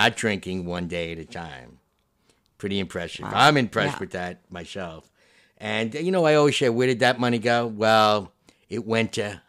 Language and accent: English; Westchester, New York, United States; I grew up in Westchester, New York, in a town. I was on the borderline of Yonkers and Bronxville